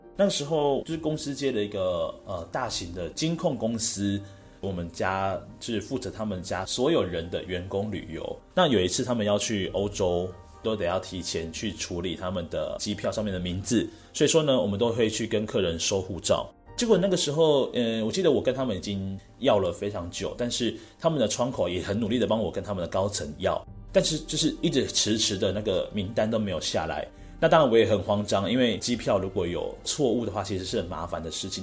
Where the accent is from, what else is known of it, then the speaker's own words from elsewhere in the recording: Penghu County, Taiwan; moved away as an adult; also born or lived in Taipei; 从幼稚园开始， 然后一路呢到大学，我都是在澎湖这边就读的